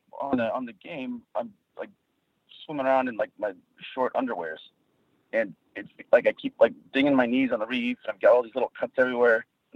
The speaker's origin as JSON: {"language": "English", "region": "Southern California", "country": "United States", "tie": "born or raised there", "said": "because I grew up in Southern California"}